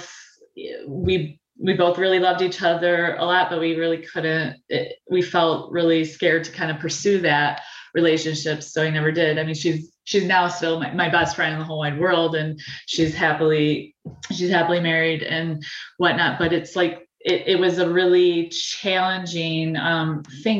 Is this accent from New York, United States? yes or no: no; Bay City, Michigan, United States; I was born and raised in the Great Lakes Bay Area in Bay City